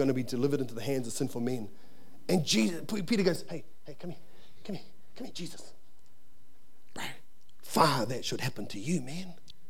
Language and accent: English; Wainuiomata, Wellington, New Zealand; I can't really do it because I'm from Wainumata, and you know, I haven't really got an upbringing